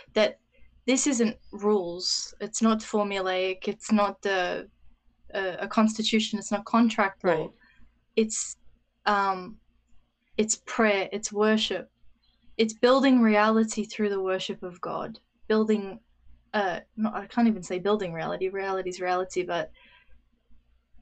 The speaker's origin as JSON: {"language": "English", "country": "Australia", "said": "my experience as an Australian"}